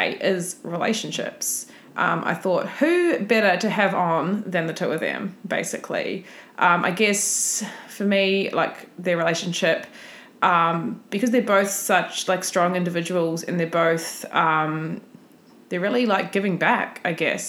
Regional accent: New Zealand; moved away; I'm from New Zealand, and I've always gone back home for Christmas

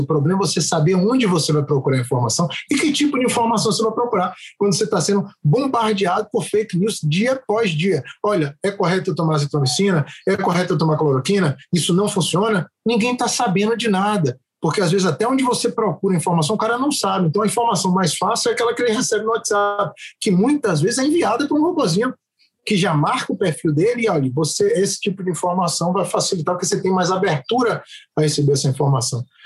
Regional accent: Brazil; also born or lived in England / São Paulo; Somos todos Sim. brasileiros

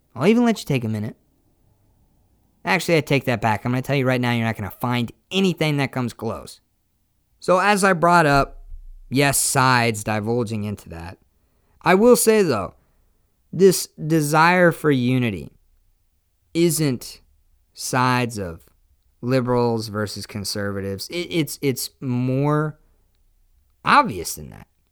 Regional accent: United States

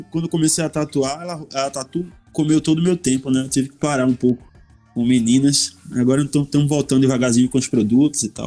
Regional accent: Northeast Region, Brazil; eu saí do Nordeste a primeira vez em 2012.

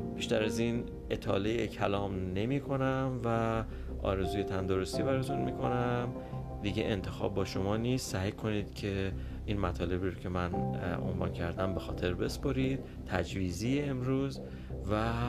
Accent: Iran; moved away; اکثرا ایرانی های خارج از ایران

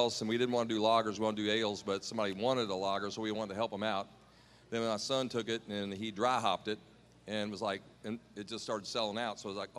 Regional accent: Louisville, Kentucky, United States; my hometown, Louisville, Kentucky.

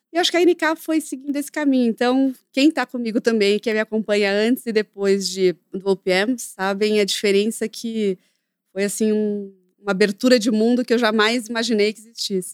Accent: Brazil; eu nasci no Brasil

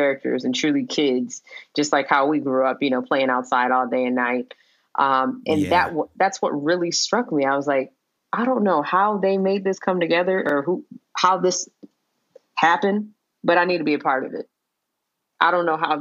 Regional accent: Michigan, United States; moved away as an adult; now in Los Angeles, United States; I'm from Michigan.

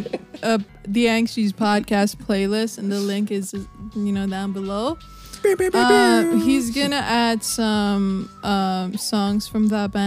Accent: China; moved away; I grew up in China.

